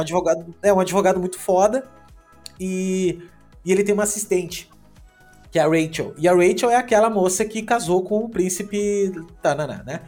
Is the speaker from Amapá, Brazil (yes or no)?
no; Gaúcho, Rio Grande do Sul, Brazil; eu sou gaúcho